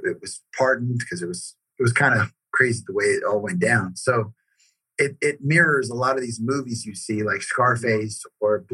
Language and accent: English; Las Vegas, Nevada, United States; also born or lived in Bellflower, California; Then my entire family moved to Las Vegas, Nevada. And that's where I grew up